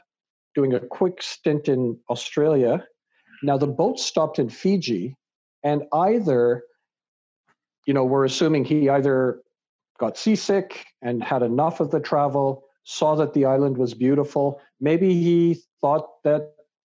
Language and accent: English; Canada; also born or lived in England; raised in Canada